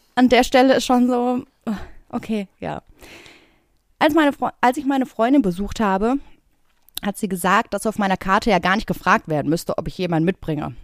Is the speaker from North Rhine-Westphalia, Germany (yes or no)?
yes; Bottrop, North Rhine-Westphalia, Germany; now in Berlin, Germany; ich komme aus Bottrop